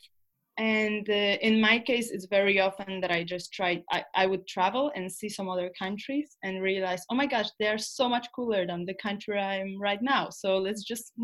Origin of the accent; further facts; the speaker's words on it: Poland; moved away; also born or lived in Scandinavia; we are from Poland, but we moved to Scandinavian countries